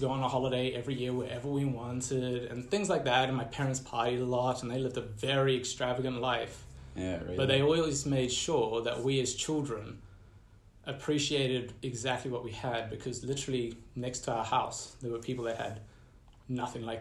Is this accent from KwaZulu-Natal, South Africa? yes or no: yes; Empangeni, KwaZulu-Natal, South Africa; born there; also born or lived in Central Africa; So I was born in Empangeni